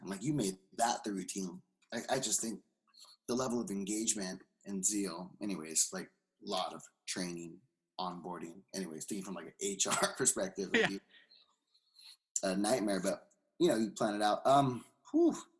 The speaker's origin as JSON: {"language": "English", "region": "California", "country": "United States", "moved": "as an adult", "lives_now": "Seattle, United States", "said": "I'm from California. Yeah. I'm living in Seattle now."}